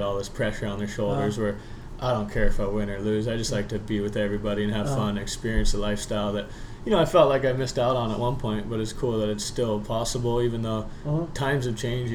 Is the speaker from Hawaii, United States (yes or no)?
yes; Kahana, Hawaii, United States; also born or lived in Wailuku, Maui; I was born in Wailuku, Maui. Grew up in Kahana, which is over on the west side